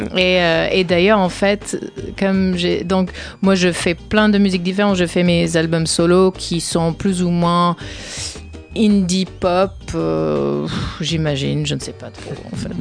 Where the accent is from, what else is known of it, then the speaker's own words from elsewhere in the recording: Humboldt, Northern California, United States; moved away; je viens de la Californie du Nord, de Humboldt